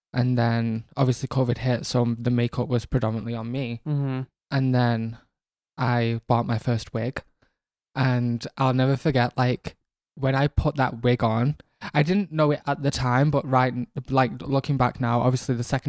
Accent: Manchester, North West England, United Kingdom; also born or lived in Rochdale; I am from Manchester originally, born and raised in North Manchester, the council estates of New Moston.

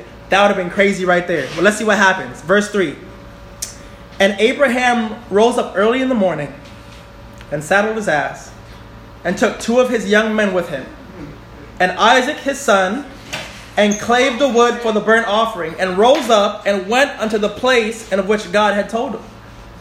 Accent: New York City, New York, United States; moved away; I'm from Bronx, New York. Gun Hill Road

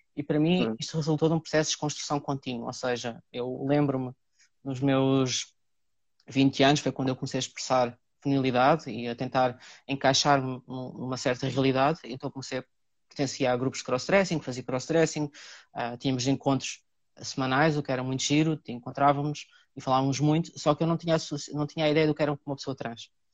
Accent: Cartaxo, Santarém District, Portugal; moved away as an adult; now in Lisbon, Portugal; sou natural do Cartaxo, vim para Lisboa na altura aos 18 anos para estudar, cá fiquei

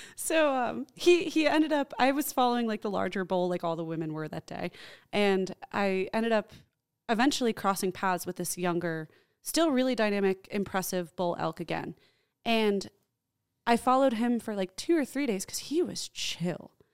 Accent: New Jersey, United States; I grew up in New Jersey

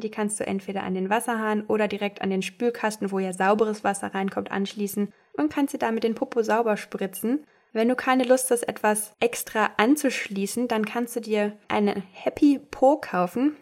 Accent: Castrop-Rauxel, North Rhine-Westphalia, Germany; aus meiner Heimat in Castrop-Rauxel

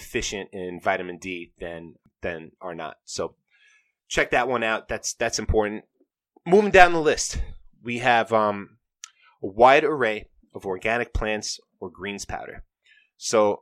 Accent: New York, United States; I'm from New York

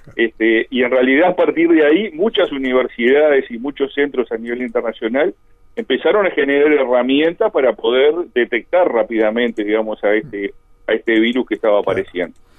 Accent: Colonia del Sacramento, Colonia, Uruguay; moved away; yo soy allá de Colonia

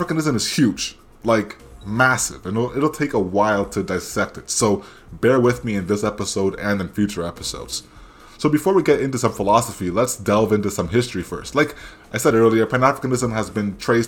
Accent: Canada; accent: Anglosphere Canadian; My Anglosphere Canadian accent

